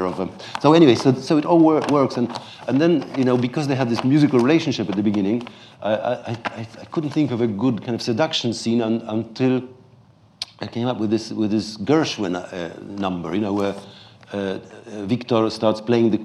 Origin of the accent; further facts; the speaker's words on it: Poland; this folk ensemble is based on a really existing one called Mazowsze, with whom I grew up in Poland